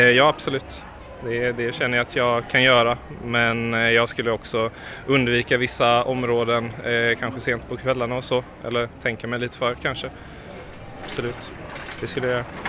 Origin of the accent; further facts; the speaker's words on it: Kalmar, Kalmar County, Sweden; now in Malmö, Sweden; jag kommer från Kalmar